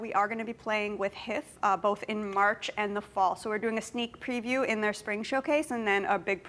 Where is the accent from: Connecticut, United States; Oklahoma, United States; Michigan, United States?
Connecticut, United States; also born or lived in Hawaii Island; now in Hawaii, United States; We're originally from Connecticut, but right now we're all on Hawaii Island.